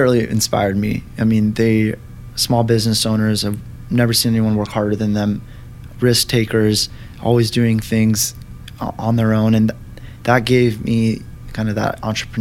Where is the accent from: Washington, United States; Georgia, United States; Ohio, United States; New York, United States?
Washington, United States; moved away as an adult; I was from Washington